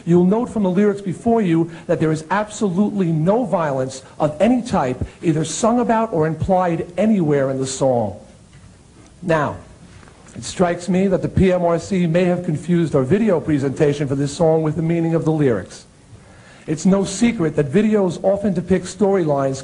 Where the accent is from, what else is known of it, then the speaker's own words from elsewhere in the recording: Long Island, New York, United States; my hometown newspaper on Long Island